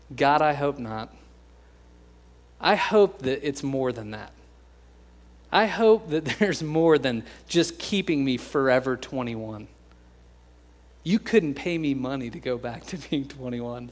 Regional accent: United States; We're American

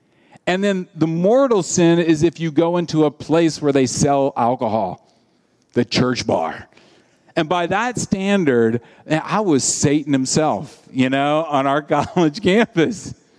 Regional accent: Deep South, United States; I grew up in the Deep South, and the church at that time said, hey, if you go to R-rated movies, that's a sin.

